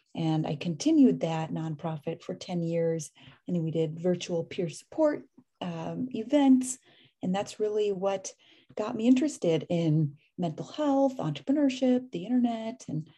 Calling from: Oakland, California, United States; Oakland, California. Not at the moment, but typically.

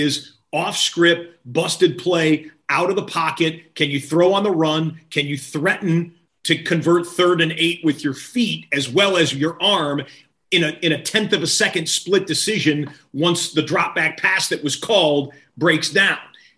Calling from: Los Angeles, California, United States; In fact, I'm joining you from Los Angeles, right? Hollywood, Tinseltown, all that.

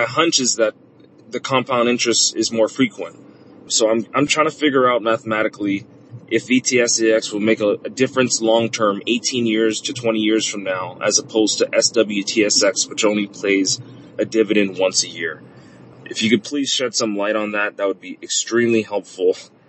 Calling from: Oahu, Hawaii, United States; I'm a listener from Oahu, Hawaii.

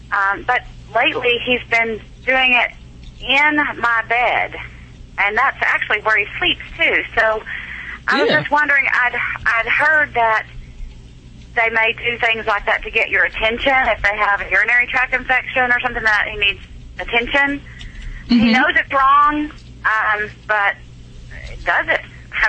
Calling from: Fort Worth, Texas, United States; I'm calling from Fort Worth, Texas.

